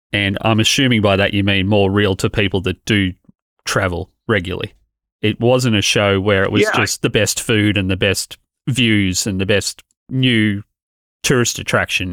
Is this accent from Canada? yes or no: no; Australia; as an Australian